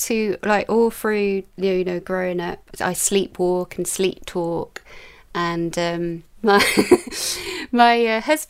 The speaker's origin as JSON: {"language": "English", "town": "Newport", "region": "Wales", "country": "United Kingdom", "tie": "born or raised there", "also_born_or_lived": "London", "said": "I was brought up in Newport in South Wales, but I was born in London, but I only lived in London for 6 weeks."}